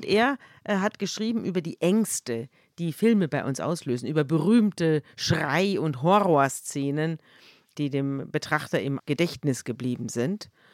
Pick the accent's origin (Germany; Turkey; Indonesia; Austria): Germany; Munich, Bavaria; ich komme ja aus München